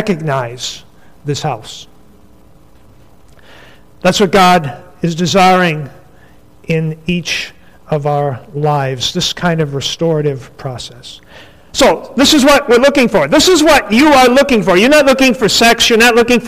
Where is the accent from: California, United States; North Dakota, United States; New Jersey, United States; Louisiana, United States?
North Dakota, United States; I grew up in North Dakota